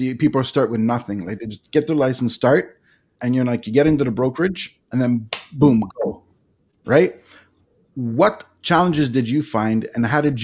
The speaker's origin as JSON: {"language": "English", "town": "Toronto", "region": "Ontario", "country": "Canada", "tie": "born or raised there", "moved": "yes", "lives_now": "Niagara region, Canada", "said": "I was born and raised in Etobicoke, which was just west of downtown Toronto"}